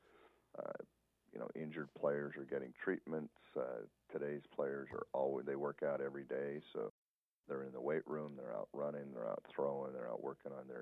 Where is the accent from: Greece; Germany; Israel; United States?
United States; Tonopah, Nevada; now in Las Vegas, United States; I'm a small-town guy. I'm from Tonopah